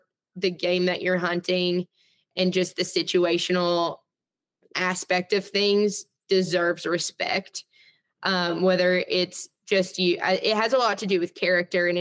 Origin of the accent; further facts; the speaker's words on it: Arkansas, United States; I grew up hunting in Arkansas